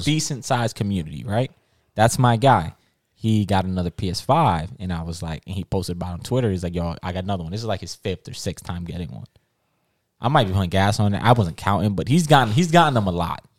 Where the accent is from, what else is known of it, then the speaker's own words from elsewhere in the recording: Jamaica; I'm Jamaican